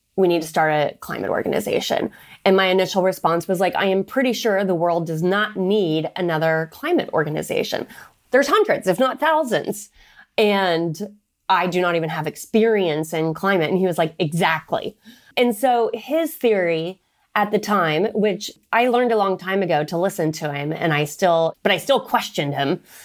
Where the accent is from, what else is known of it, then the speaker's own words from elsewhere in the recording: Oklahoma, United States; moved away as an adult; also born or lived in Texas; now in Washington, D.C., United States; I was raised in Oklahoma